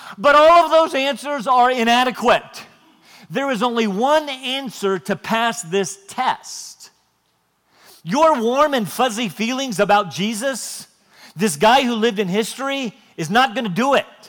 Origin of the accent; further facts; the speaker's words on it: Wisconsin, United States; moved away; I was born in Wisconsin